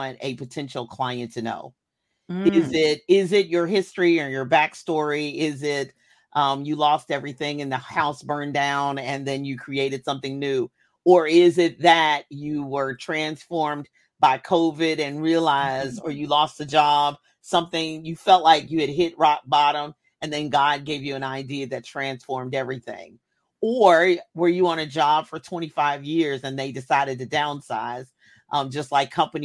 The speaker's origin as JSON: {"language": "English", "region": "Kentucky", "country": "United States", "tie": "born or raised there", "said": "I was born in Kentucky"}